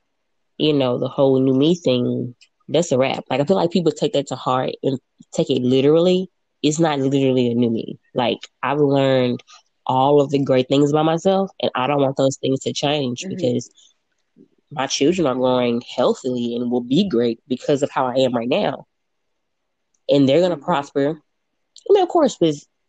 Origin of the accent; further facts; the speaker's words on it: Memphis, Tennessee, United States; moved away; also born or lived in Nashville, United States / California, United States; I'm from Memphis